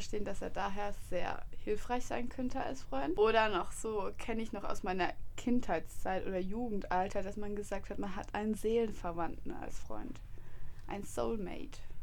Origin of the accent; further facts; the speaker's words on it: Freiburg, Baden-Württemberg, Germany; moved away as an adult; ich komme nicht von hier, also ich komme aus Freiburg